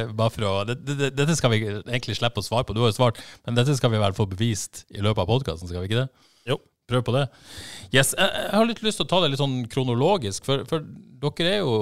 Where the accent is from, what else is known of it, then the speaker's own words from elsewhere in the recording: Denmark; moved away as an adult; also born or lived in Sri Lanka (parents); now in Haugesund, Norway; Ja, født og oppvokst